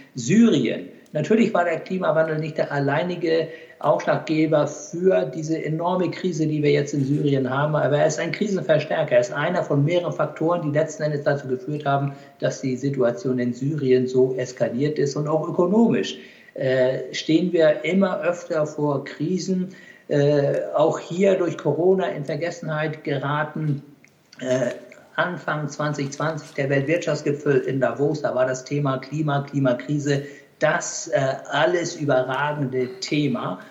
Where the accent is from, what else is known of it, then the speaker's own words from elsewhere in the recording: Hamburg, Germany; also born or lived in Pakistan; obwohl ich ein Hamburger Jung bin, ich bin ja in Hamburg geboren, das hören Sie vielleicht auch